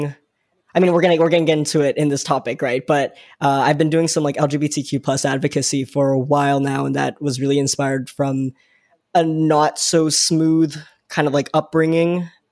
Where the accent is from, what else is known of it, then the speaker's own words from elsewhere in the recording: Vaughan, Ontario, Canada; I grew up in the greater Toronto area. I grew up in Vaughan, and even deeper into that, Woodbridge